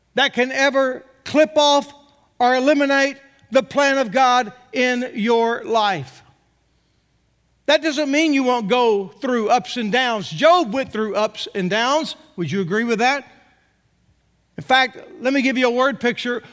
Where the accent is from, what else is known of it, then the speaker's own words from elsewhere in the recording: Texas, United States; moved away as an adult; also born or lived in Arkansas; born and raised in Texas